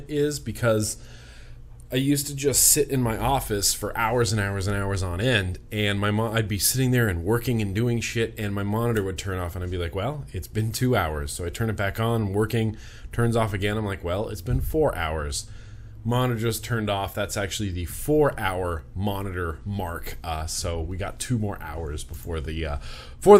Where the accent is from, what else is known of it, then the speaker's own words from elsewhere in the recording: United States; growing up in Lake Tahoe